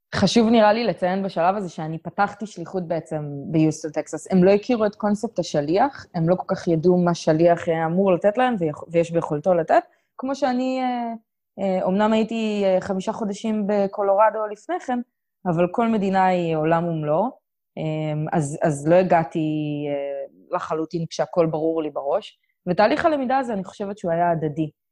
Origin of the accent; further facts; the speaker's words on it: Israel; moved away as an adult; also born or lived in Colorado / Houston; שאני מישראל